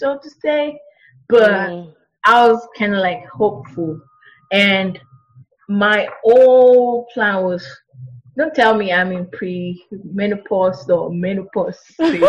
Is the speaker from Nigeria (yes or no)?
yes; Nigeria; now in United States; I'm from Nigeria. We eat Nigerian food